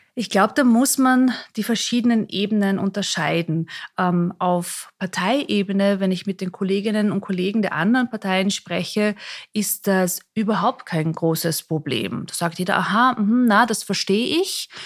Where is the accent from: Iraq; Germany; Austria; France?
Austria; Mondsee, Upper Austria; moved away as an adult; also born or lived in Salzburg / Vienna; ich bin aufgewachsen in Mondsee, an dem kleinen Ort, auch hier in der Nähe von Salzburg, bin auch in Salzburg in die Schule gegangen